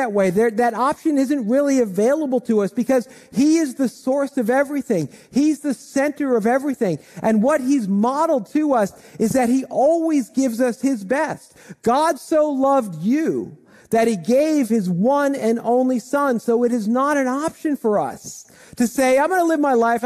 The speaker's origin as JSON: {"language": "English", "town": "Dumont", "region": "New Jersey", "country": "United States", "tie": "born or raised there", "said": "I grew up in Dumont, and I've lived in Bergen County most of my life"}